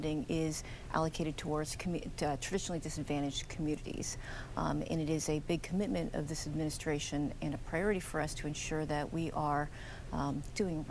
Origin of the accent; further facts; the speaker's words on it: Los Angeles, California, United States; I am originally from the Los Angeles area